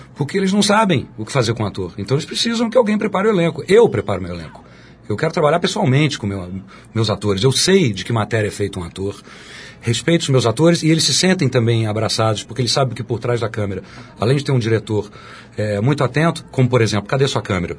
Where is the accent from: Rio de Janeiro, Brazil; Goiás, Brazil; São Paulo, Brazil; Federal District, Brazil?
São Paulo, Brazil; also born or lived in Minas Gerais; eu sou mineiro, criado em São Paulo